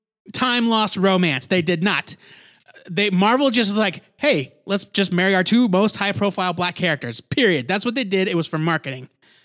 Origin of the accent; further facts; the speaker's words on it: United States; I'm also American.